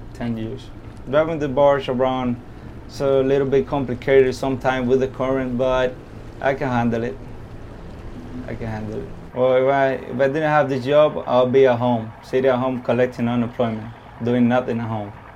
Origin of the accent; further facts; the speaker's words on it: Cuba; now in Miami, United States; I'm from Cuba and I live down here in Miami